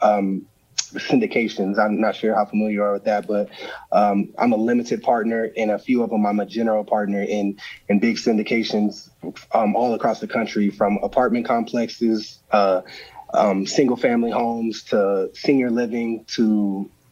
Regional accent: Arizona, United States; I get to play home in my hometown.

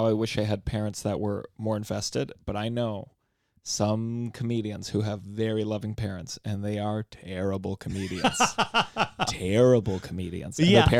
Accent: Potomac, Maryland, United States; I grew up in Potomac, Maryland, and we grew up

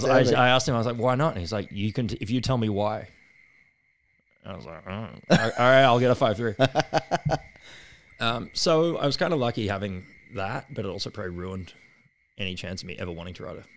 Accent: Australia; We're Australian, we'll cuss.

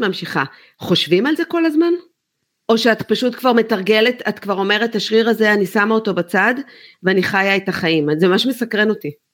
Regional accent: Haifa, Haifa District, Israel; גדלנו ביחד בחיפה

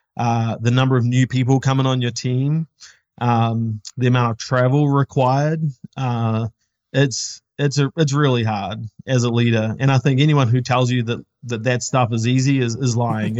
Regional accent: New Zealand; now in United States; we're not from the States, we're from New Zealand

